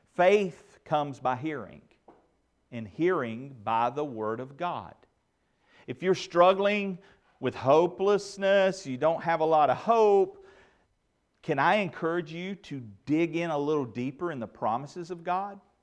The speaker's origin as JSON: {"language": "English", "country": "United States", "tie": "born or raised there", "said": "growing up in Redneck, Randolph County"}